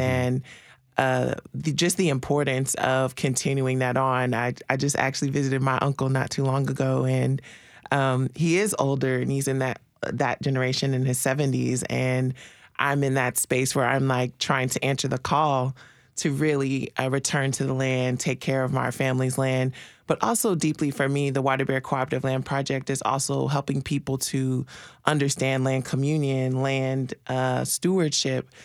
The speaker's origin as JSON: {"language": "English", "town": "Marshall", "region": "Texas", "country": "United States", "moved": "yes", "said": "I'm originally from Texas. Um, my family, on both sides of my family are six, seven generations in East Texas, Marshall, Texas."}